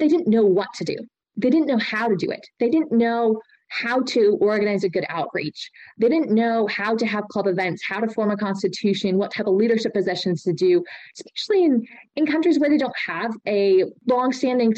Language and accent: English; United States; also born or lived in Austria